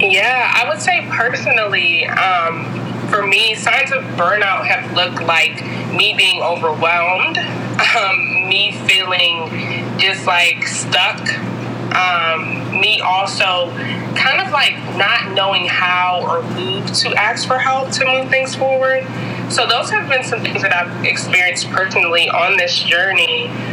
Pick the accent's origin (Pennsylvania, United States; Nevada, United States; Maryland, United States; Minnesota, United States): Maryland, United States; Hyattsville; also born or lived in Ethiopia / Washington, District of Columbia, United States; I was born in Ethiopia. My family's Jamaican, but I grew up in the Hyattsville, Maryland area. So all my life, I've been in PG County